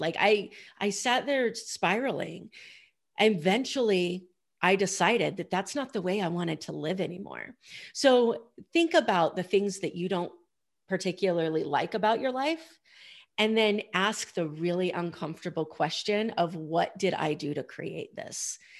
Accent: Idaho, United States; I grew up in Idaho

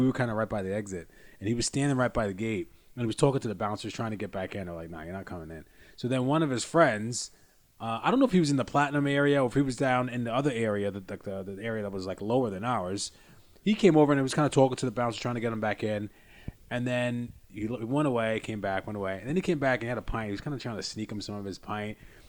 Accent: United States; as an American.

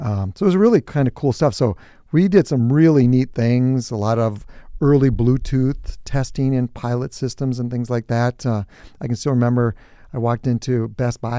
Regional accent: New Prague, Minnesota, United States; I grew up on a farm. It was just my brother and I and obviously my parents, and so I'm from New Prague

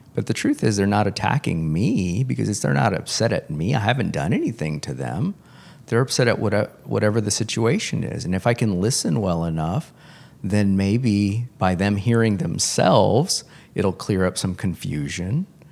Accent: Corpus Christi, Texas, United States; I grew up in Corpus Christi.

